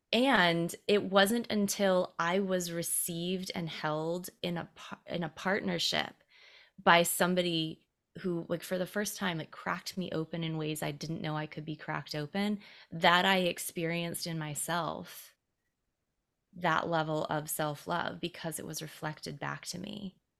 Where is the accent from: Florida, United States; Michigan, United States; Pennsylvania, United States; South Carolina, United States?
South Carolina, United States; Greenville; I grew up in Greenville, South Carolina.